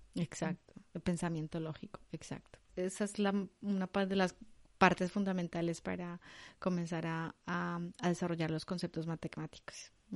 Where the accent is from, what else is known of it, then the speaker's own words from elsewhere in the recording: Colombia; moved away; yo como soy colombiana, yo no utilizo el vos, el, el vosotros